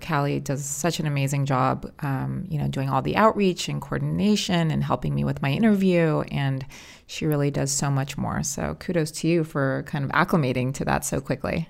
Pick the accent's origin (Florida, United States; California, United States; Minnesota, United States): California, United States; We're both born and raised in California. I've never left